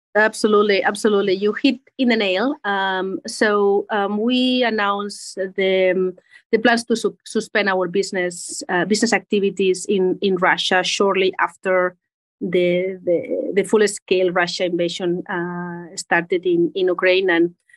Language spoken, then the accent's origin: English; Spain; English is a second language; moved away as an adult; also born or lived in United States / Geneva, Switzerland; I'm originally from Spain. Uh, mm. Maybe you hear from the accent